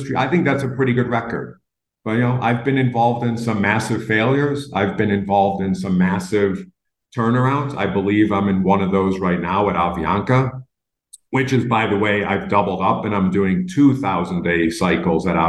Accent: Buffalo, New York, United States; moved away; I'm from Buffalo

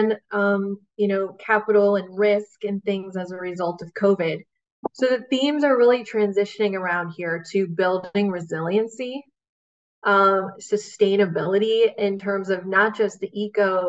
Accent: Bay Area, California, United States; I grew up in the Bay Area

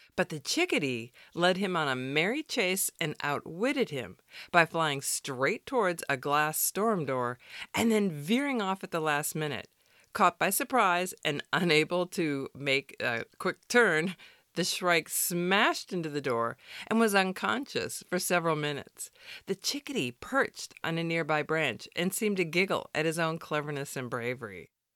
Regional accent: Wisconsin, United States; moved away; I grew up in Wisconsin, where the winters are brutally cold.

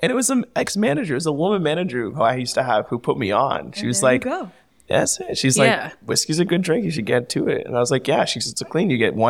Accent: Canada; also born or lived in Nigeria; I'm a Nigerian-Canadian coming down to the States

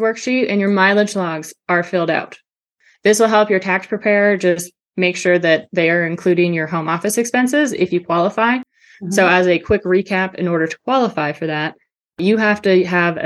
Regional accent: Canada; now in Georgia, United States; I'm Canadian

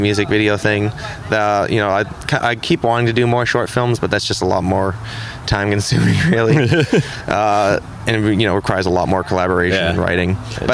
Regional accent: south of Boston, Massachusetts, United States; I'm from Boston. Okay, actually, a little Boston. Bit south of Boston

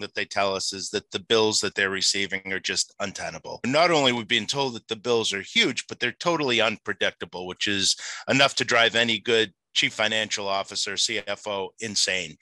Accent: Boston, Massachusetts, United States; I was born and bred in Boston

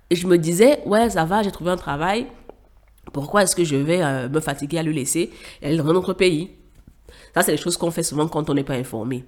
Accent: Cameroon; moved away as an adult; also born or lived in Douala, Cameroon / Yaoundé, Cameroon; now in Dakar, Senegal; j'ai quitté le Cameroun pour le Sénégal, à Dakar, où j'ai rejoint ma grande sœur

